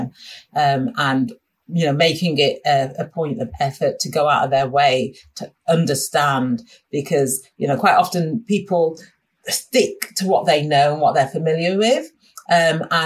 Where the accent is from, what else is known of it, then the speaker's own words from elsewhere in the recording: Sheffield, Yorkshire and the Humber, United Kingdom; moved away; I'm originally from Sheffield and most of my family is still in Sheffield